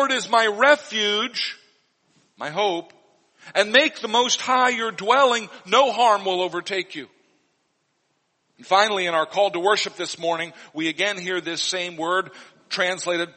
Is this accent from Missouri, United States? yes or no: yes; Missouri, United States; when I was growing up in Missouri